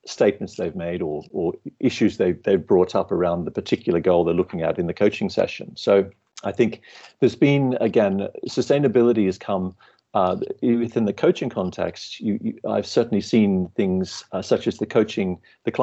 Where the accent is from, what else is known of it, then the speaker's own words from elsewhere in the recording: Australia; moved away as an adult; now in London, United Kingdom; I'm Australian originally